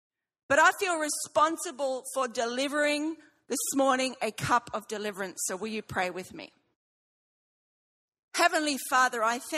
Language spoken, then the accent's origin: English; Brisbane, Queensland, Australia; now in England; I'm from Sheffield, England, but I'm not. I'm actually from Brisbane. So I was ready for all the ashes discussions and stuff. Listen, I'm with you. I have been gone 26 years, but I am still Australian.